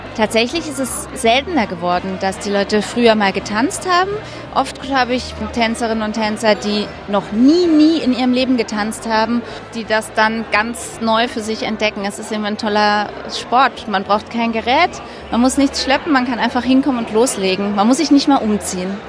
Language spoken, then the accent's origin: German; Berlin, Germany; Ich bin ja aus Berlin